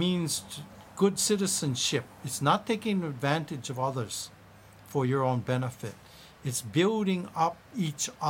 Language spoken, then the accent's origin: English; Hawaii, United States; being Hawaiian